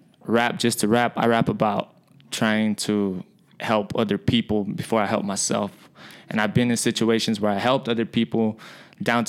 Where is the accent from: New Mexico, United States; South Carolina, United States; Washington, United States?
New Mexico, United States; Alamogordo; also born or lived in Santo Domingo Pueblo, New Mexico; now in Albuquerque, United States; I'm from Alamogordo, New Mexico